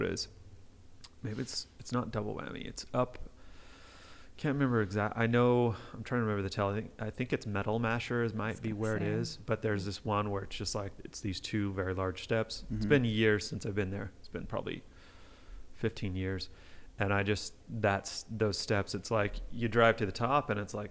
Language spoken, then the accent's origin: English; Panguitch, Utah, United States; I was born in Panguitch